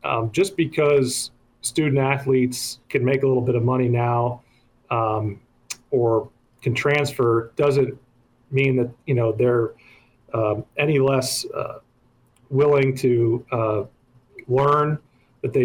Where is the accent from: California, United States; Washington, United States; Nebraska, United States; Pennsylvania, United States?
Nebraska, United States; Lincoln; moved away as an adult; also born or lived in Waverly, Nebraska / Omaha / New York City; communities like the one I grew up in Lincoln